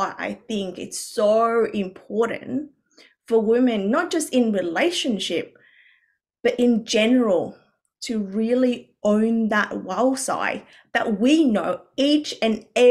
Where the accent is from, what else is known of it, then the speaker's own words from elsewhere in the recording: Vietnam; moved away; I grew up originally in Vietnam, where we had a lot of cultural conditioning